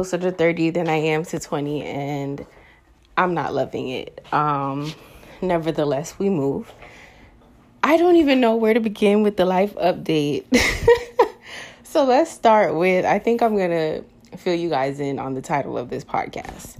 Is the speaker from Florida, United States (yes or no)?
yes; Florida, United States; moved away as an adult; I'm coming back home to my home state of Florida, and I now reside in the state of Florida.